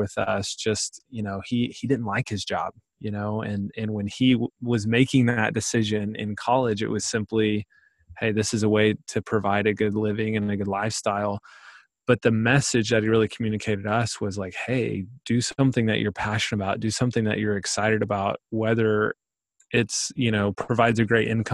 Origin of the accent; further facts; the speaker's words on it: Pauls Valley, Oklahoma, United States; I grew up in Paul's Valley, Oklahoma